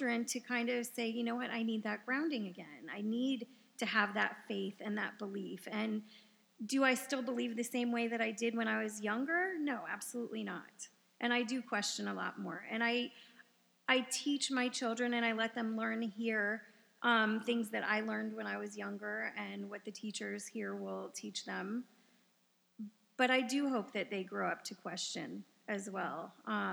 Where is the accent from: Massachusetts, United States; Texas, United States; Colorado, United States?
Texas, United States; moved away; We grew up in Texas.